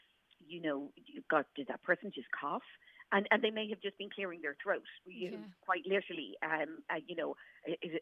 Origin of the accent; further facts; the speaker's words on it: Ireland; as Irish people